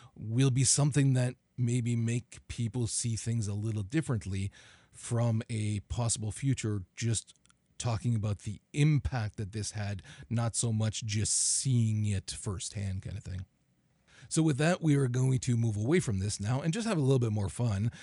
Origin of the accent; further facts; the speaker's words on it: Canada; as a Canadian